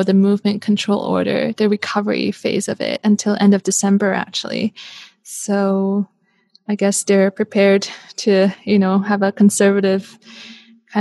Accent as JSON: {"language": "English", "country": "Canada", "tie": "born or raised there", "also_born_or_lived": "Hong Kong / Vancouver / Zurich, Switzerland", "moved": "as an adult", "said": "I was born in Hong Kong. I was raised in Canada"}